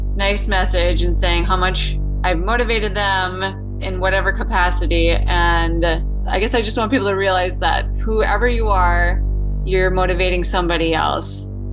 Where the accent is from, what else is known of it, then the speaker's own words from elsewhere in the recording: Minnesota, United States; moved away as an adult; now in Anchorage, United States; I grew up in Minnesota, yeah. Small, so-, South Central farming community.